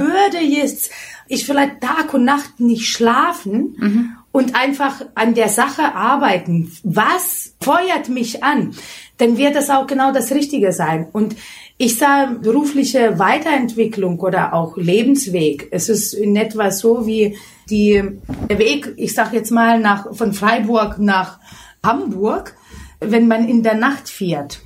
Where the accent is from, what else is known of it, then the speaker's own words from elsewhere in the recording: Lithuania; German is a second language; moved away as an adult; now in Germany; Ich komme aus Litauen, bin mit 18 Jahren nach Deutschland gekommen